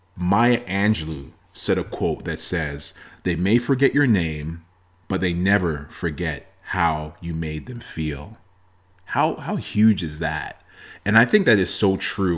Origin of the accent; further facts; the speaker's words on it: Toronto, Ontario, Canada; myself and my two siblings were born in Canada, in Toronto